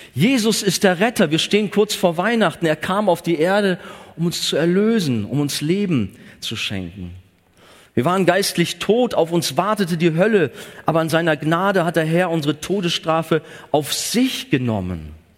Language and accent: German; Germany; gerade auch als Deutsche